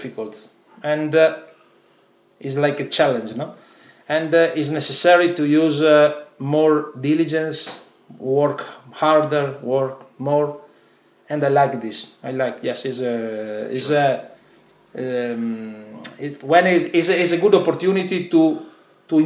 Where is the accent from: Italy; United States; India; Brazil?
Italy; Padua, Veneto; English is a second language; moved away as an adult; now in London, United Kingdom; I was born in Italy, in Padova, is a small town close to Venice, and where I lived until last year when I moved in London.